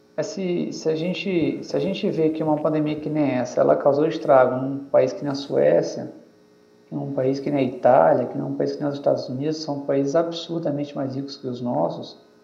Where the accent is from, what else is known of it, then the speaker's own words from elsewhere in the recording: São Luís, Maranhão, Brazil; eu sou de São Luís